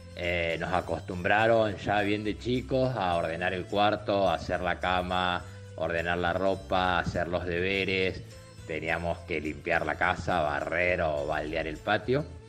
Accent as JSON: {"language": "Spanish", "country": "Argentina", "moved": "yes", "lives_now": "Ireland", "said": "soy de Argentina"}